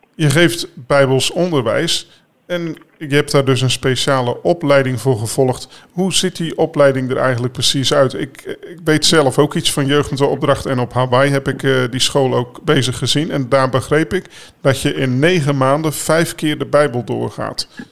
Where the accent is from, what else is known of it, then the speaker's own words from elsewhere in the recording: Netherlands; zo ben ik inderdaad ook opgevoed in Nederland